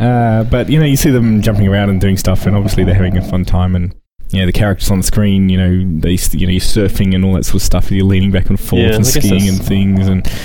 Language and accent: English; Canberra, Australian Capital Territory, Australia; my hometown of Canberra.